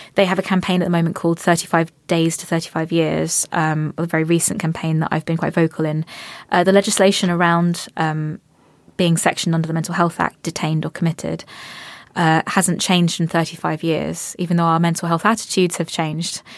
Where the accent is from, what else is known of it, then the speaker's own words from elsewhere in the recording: Cambridge, East of England, United Kingdom; I come from a family that's raised me to to be I've come Cambridge. We we come from Cambridge